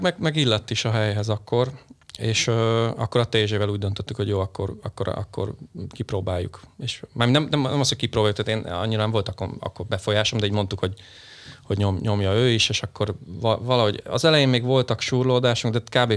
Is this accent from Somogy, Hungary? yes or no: no; Sopron, Győr-Moson-Sopron, Hungary; also born or lived in Budapest; én ugye Budapesten születtem, ö, nyolcvankettőben, sajnos most kiderült, hogy negyven vagyok, akkor három éves, három évesen költöztünk, ö, családommal, ö, Sopronba, és onnantól kezdve ugye ott éltünk, élünk